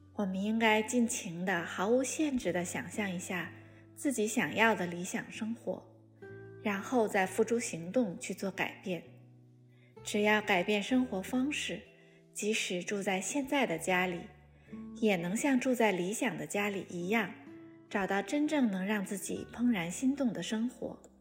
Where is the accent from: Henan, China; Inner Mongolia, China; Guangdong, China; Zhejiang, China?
Inner Mongolia, China; now in Beijing, China; 我是来自中国内蒙古